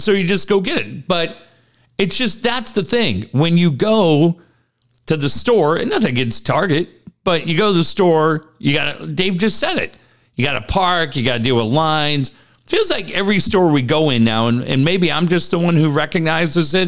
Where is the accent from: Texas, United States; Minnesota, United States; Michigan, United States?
Minnesota, United States; Minneapolis; I grew up in Minneapolis